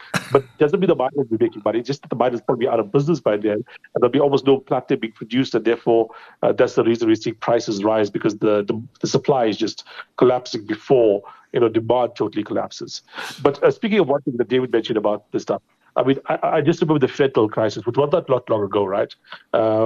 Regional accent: India; now in South Africa; I grew up in India

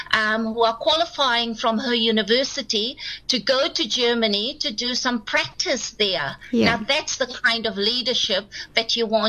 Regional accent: South Africa; And I said, from South Africa.

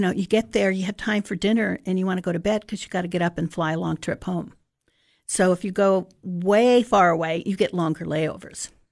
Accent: Sarasota, Florida, United States; I actually grew up in Sarasota, Florida.

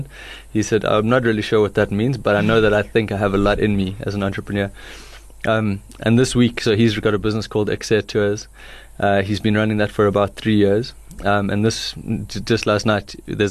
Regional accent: Johannesburg, Gauteng, South Africa; moved away as an adult; also born or lived in United States / United Kingdom; I grew up in Joburg and then I went to study abroad.

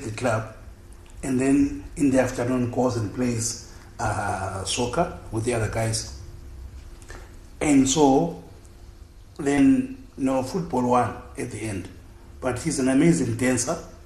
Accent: Bulawayo, Zimbabwe; accent: Ndebele; I was born and raised in Bulawayo. I grew up in Chabalala

